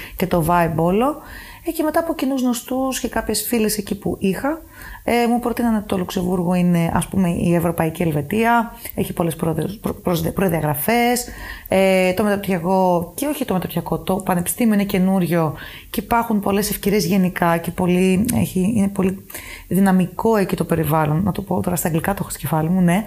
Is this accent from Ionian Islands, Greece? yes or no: no; Paros, South Aegean, Greece; moved away as an adult; also born or lived in Athens, Greece / Germany; now in Luxembourg; Μετά είχαμε εξοχικό ένα σπίτι στην Πάρο και αποφασίσαμε να μείνουμε μόνιμα για να μεγαλώσω κοντά στη θάλασσα.